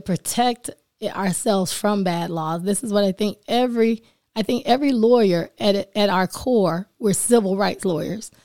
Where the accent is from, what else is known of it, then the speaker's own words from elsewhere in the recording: Sanford, Florida, United States; also born or lived in Keflavik, Iceland; I was born and raised in Sanford, Florida.